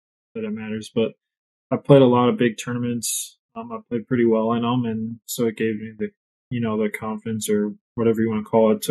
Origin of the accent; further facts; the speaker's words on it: Wisconsin, United States; also born or lived in St. Louis, Missouri; I grew up in St. Louis, and I think when I was and either in kindergarten or first age, we moved up here to Wisconsin